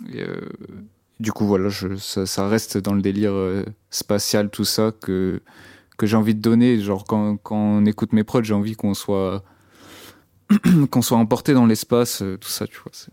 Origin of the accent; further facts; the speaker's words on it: Brittany, France; now in Rennes, France; dans mon bled, qui c'est un bled euh, en Bretagne